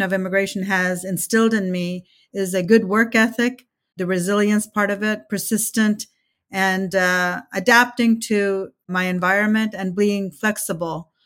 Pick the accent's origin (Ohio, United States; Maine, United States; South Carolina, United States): Ohio, United States; first language Telugu; English is a second language; also born or lived in India; now in Kansas, United States; I came to the United States in nineteen seventy-three, uh, when I was eight years old, and, uh, we lived mostly in Ohio.